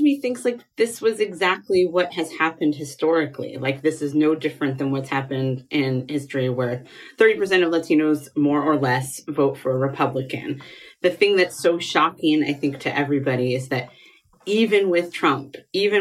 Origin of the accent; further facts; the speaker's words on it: California, United States; I grew up in California